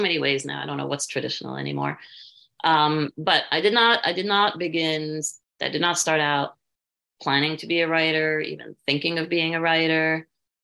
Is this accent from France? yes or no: yes; France; moved away; I'm half Indian and I am half Jewish American, and I grew up in France